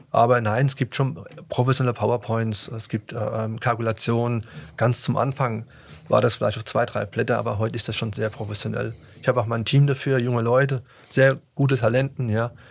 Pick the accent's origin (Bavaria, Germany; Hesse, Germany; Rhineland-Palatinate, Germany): Rhineland-Palatinate, Germany; Aber irgendwie habe ich mich wieder rausgeputtelt, gebuttelt, so sagt man bei uns